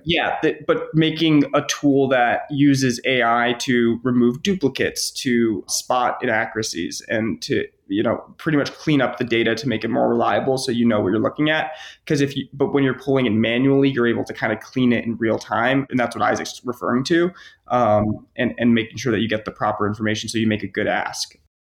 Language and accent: English; Ann Arbor, Michigan, United States; I was actually born and raised in Ann Arbor, Michigan.